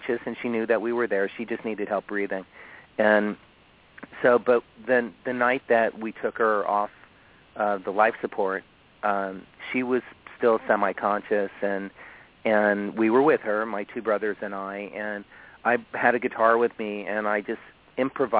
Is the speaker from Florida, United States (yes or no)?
yes; Miami, Florida, United States; moved away; my hometown of Florida, you know, in Miami